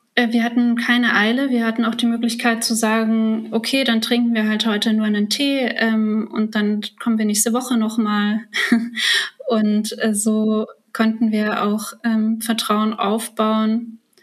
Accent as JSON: {"language": "German", "country": "Germany", "tie": "born or raised there", "also_born_or_lived": "Kazakhstan", "said": "ich bin ja ähm, als Kleinkind aus Kasachstan nach Deutschland eingewandert"}